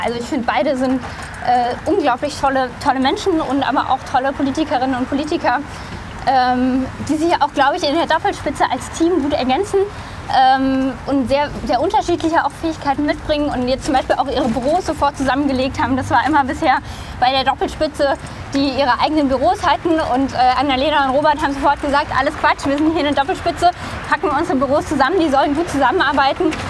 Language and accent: German; Baden-Württemberg, Germany; also born or lived in Rhineland-Palatinate / Canada; now in Brandenburg, Germany; ich bin in Rheinland-Pfalz geboren, äh, in großen Teilen der, von Baden-Württemberg dann sozusagen aufgewachsen, beziehungsweise habe da eine Weile